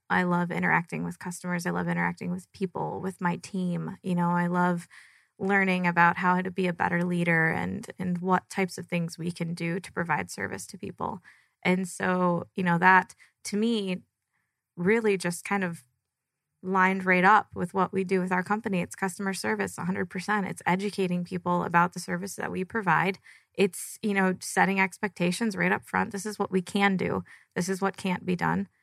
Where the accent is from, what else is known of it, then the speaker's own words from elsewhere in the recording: Michigan, United States; moved away as an adult; now in Arizona, United States; I'm from Michigan. Um, born and raised there, moved out to Arizona